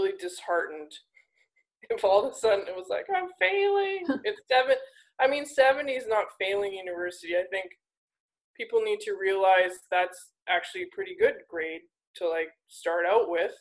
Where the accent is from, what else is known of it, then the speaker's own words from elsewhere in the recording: Alberta, Canada; I'm from Alberta